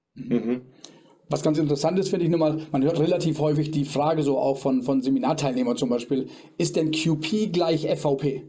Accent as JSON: {"language": "German", "country": "Germany", "said": "bei uns in Deutschland"}